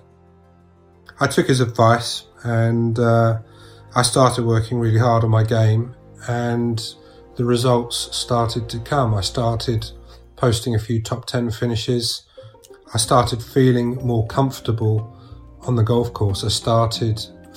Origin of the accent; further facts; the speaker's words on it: Sussex, South East England, United Kingdom; I was from Sussex